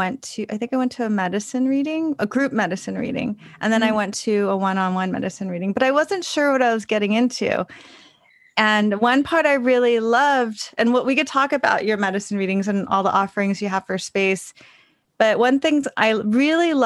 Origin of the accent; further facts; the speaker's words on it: Los Angeles, California, United States; also born or lived in Bay Area, California; now in New York, United States; I grew up in Los Angeles, then I lived in the Bay Area.